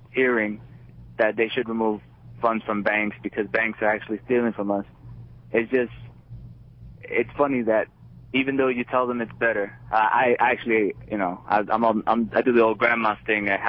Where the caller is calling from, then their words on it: Jersey City, New Jersey, United States; I'm from New Jersey, actually, Jersey City.